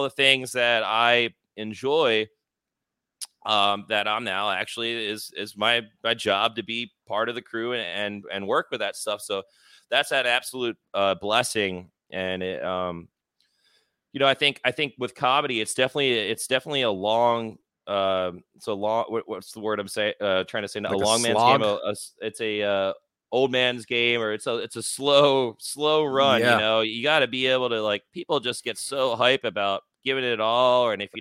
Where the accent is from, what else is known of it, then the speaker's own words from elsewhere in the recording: Philadelphia, Pennsylvania, United States; moved away; also born or lived in South Florida; I'm originally from Philadelphia